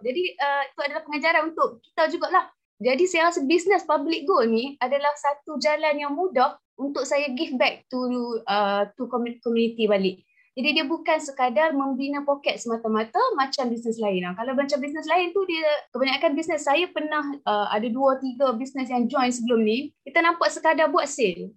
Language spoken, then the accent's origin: Malay; Perlis, Malaysia; also born or lived in Melaka; now in Kuala Lumpur, Malaysia; saya dilahirkan di Melaka, dibesarkan di Perlis.